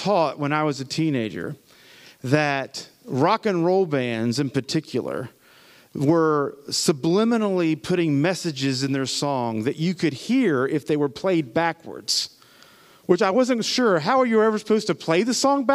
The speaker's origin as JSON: {"language": "English", "region": "Appalachia", "country": "United States", "tie": "born or raised there", "said": "I'm an Appalachian American, right? Which is another word for hillbilly. And the music of my homeland is bluegrass"}